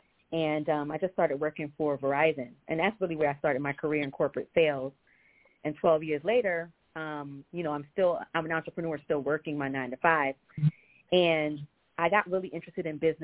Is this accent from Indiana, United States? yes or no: no; New York, United States; moved away as an adult; also born or lived in Boston; now in Chicago, United States; I hail from New York, but I moved to Boston about 17 years ago and just relocated to Chicago